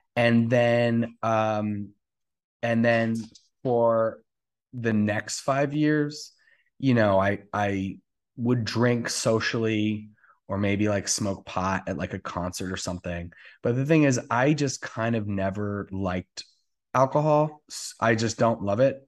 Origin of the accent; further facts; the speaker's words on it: New Jersey, United States; moved away as an adult; also born or lived in Atlanta; now in West Hollywood, United States; I am originally from New Jersey. I was there my whole life.